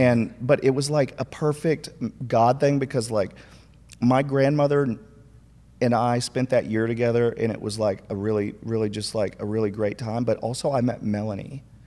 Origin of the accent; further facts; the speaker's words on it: Minnesota, United States; moved away; also born or lived in McKinney, Texas; I grew up in Minnesota, but I'm actually from McKinney first